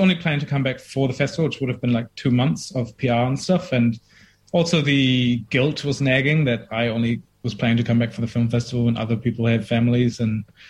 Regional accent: Germany; moved away as an adult; now in Dunedin, New Zealand; I grew up in Germany for 20 years, but my mom's Indian

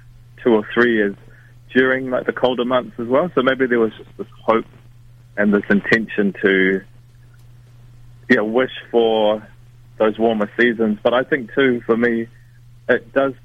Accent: Whanganui, Manawatū-Whanganui, New Zealand; Growing up in Whanganui, you know, we're right by the river

